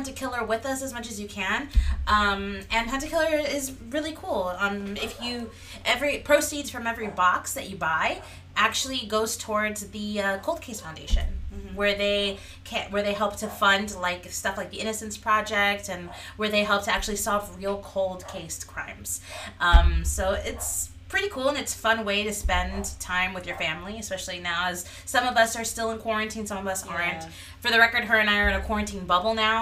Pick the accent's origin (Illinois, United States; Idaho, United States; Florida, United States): Florida, United States; Miami; We're from Miami, Florida